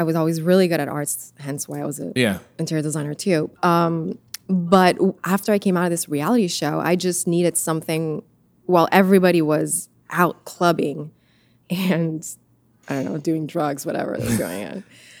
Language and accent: English; Canada; also born or lived in Italy; I was born in Canada. Grew up in Italy.